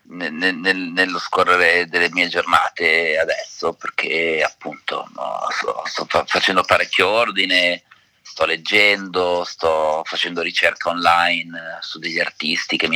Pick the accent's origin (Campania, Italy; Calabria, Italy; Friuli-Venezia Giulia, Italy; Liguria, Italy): Friuli-Venezia Giulia, Italy; Udine; prima di quello del teatro era eh, a Udine, perché io sono friulano di Udine, ed ero a teatro con mia madre